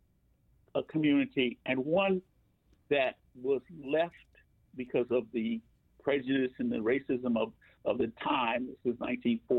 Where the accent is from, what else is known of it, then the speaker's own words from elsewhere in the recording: Chicago, Illinois, United States; I was born on the south side of Chicago